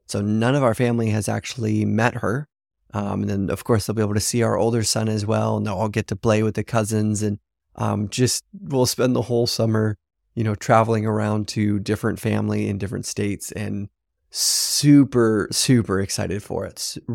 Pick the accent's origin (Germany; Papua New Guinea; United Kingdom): Papua New Guinea; now in China; a friend that I grew up with in Papua New Guinea, actually, which is pretty incredible. We'll have some other friends from Papua New Guinea there.